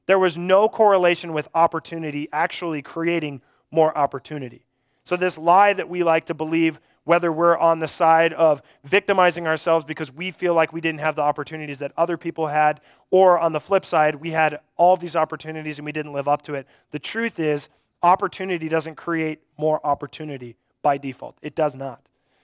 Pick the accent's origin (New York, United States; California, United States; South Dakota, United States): South Dakota, United States; Mobridge; I grew up in Mobridge, and I feel like I was kind of on the very beginning stages of these Y teams